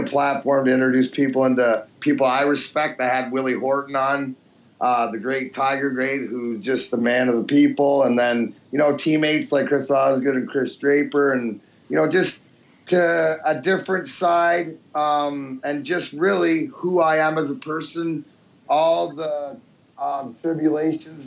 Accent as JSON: {"language": "English", "town": "Leamington", "region": "Ontario", "country": "Canada", "tie": "born or raised there", "also_born_or_lived": "Peterborough, Ontario / Belleville, Ontario", "moved": "as an adult", "lives_now": "Michigan, United States", "said": "growing up in Leamington, then Peterborough, then Belleville."}